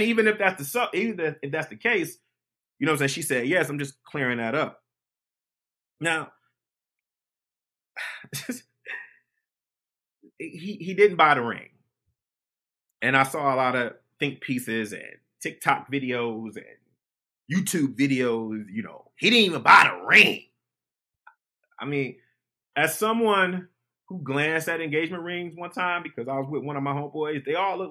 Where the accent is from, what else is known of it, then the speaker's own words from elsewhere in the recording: Detroit, Michigan, United States; I grew up in Detroit